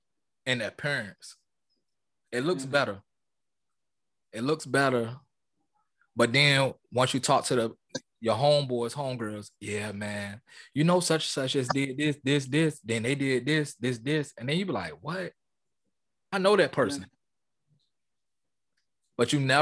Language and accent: English; Charlestown, Massachusetts, United States; You know, I'm from Charlestown, and my neighborhood did little things. They had little summer camps. They had little events in our neighborhood.